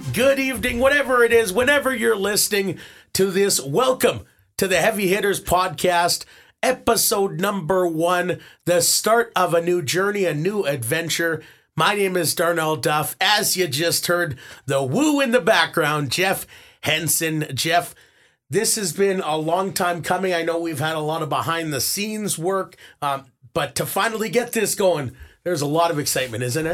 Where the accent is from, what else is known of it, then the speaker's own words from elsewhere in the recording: Winnipeg, Manitoba, Canada; moved away as an adult; also born or lived in Toronto; I growing up in Winnipeg, had a couple of brothers